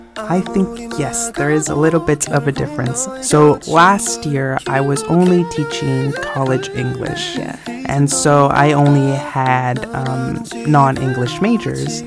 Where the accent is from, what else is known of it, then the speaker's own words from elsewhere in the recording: United States; accent: American; moved away; my accent is an American accent